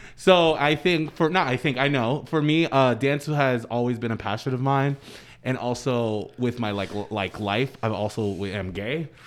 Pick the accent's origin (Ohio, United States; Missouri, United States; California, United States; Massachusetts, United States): Massachusetts, United States; near Boston; in Boston, 'cause my hometown is forty-five minutes out